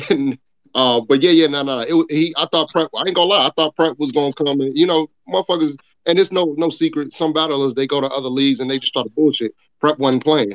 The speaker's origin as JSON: {"language": "English", "town": "Chicago", "region": "Illinois", "country": "United States", "tie": "born or raised there", "also_born_or_lived": "New York", "said": "Originally, I was born in New York, but I raised in, you know saying, raised in Chicago"}